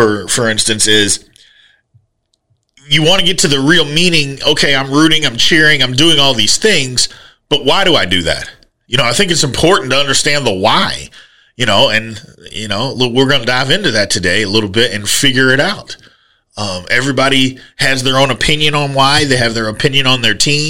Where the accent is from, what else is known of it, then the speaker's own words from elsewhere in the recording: Jeffersonville, Indiana, United States; I grew up in Louisville. I mean, I grew up in Jeffersonville, Indiana